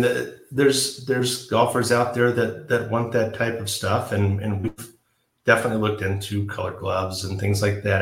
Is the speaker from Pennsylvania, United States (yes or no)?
no; Georgia, United States; now in San Marcos, United States; I would refer to where I grew up as Georgia, and my hometown now is San Marcos